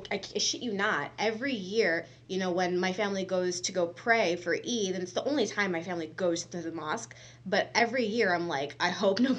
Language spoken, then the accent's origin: English; United States; me as an American in seventh grade